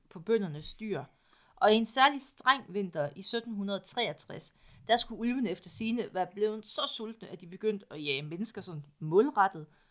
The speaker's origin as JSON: {"language": "Danish", "area": "East Jutland", "region": "Central Denmark Region", "country": "Denmark", "said": "Jeg er også fra Østjylland"}